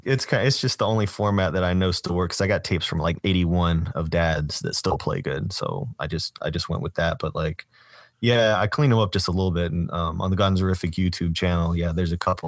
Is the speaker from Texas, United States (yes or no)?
no; Doraville, Georgia, United States; my hometown, Doorville, is, that's where Spaghetti Junction is.